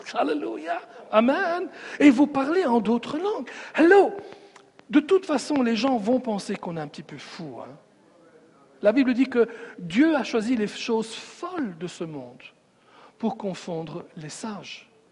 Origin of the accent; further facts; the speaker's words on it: Sicily, Italy; moved away; je viens de la Sicile